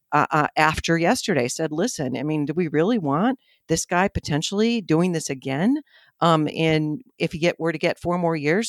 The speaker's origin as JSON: {"language": "English", "town": "Buffalo", "region": "New York", "country": "United States", "said": "I'm glad somebody else says fire like me, 'cause I'm from Buffalo"}